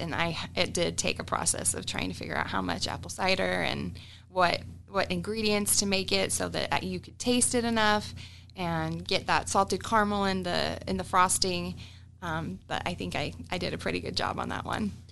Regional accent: Utah, United States; moved away as an adult; now in Omaha, United States; so me and my family, we're from Utah.

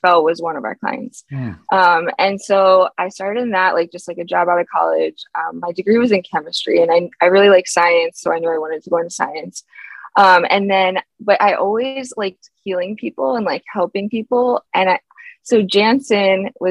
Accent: Philadelphia, Pennsylvania, United States; I'm from Philadelphia

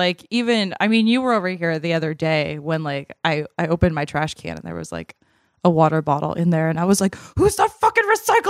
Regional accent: Massachusetts, United States; But as a kid growing up in Massachusetts, I would go to the Big Y, which is a grocery store up there, like with my mom

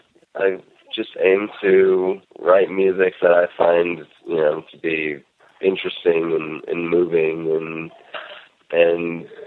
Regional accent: Gainesville, Florida, United States; born there; now in Northern California, United States; I did not always live in Northern California. I was born in Florida, in Gainesville.

